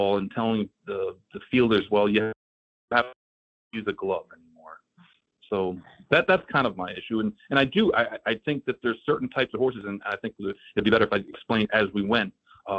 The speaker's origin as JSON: {"language": "English", "town": "Saratoga Springs", "region": "New York", "country": "United States", "tie": "born or raised there", "moved": "yes", "lives_now": "South Florida, United States", "said": "I grew up in Saratoga"}